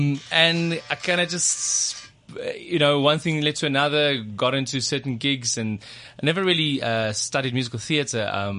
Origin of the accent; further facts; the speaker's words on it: Pretoria, Gauteng, South Africa; also born or lived in Kempton Park; I grew up in Pretoria, and so quite very Afrikaans